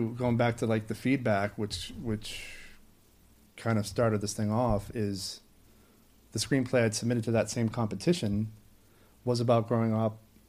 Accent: Maine, United States; moved away; my hometown in Maine.

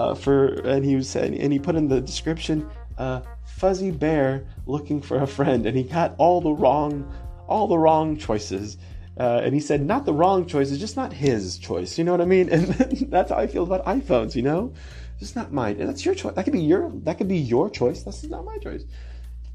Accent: California, United States; I'm from California

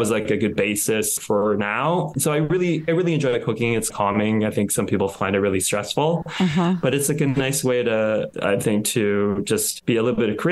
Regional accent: United States; also born or lived in Thailand; I grew up in the States

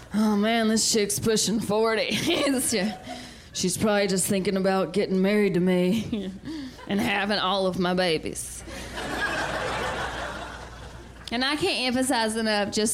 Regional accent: the South, United States; I'm from the South

